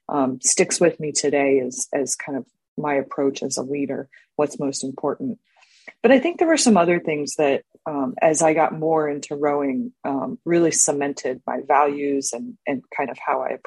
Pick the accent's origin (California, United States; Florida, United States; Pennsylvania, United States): Florida, United States; Orlando; I grew up in Orlando, Florida.